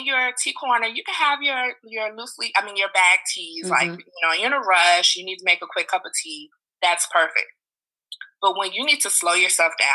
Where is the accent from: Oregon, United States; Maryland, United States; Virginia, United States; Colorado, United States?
Virginia, United States; Richmond; now in Washington, D.C., United States; those sunny Saturdays in my hometown of Richmond